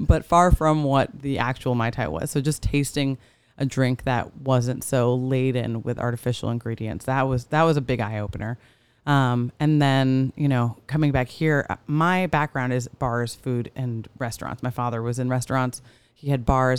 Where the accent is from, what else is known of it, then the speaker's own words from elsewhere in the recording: New York, United States; now in Orange County, United States; I'm from New York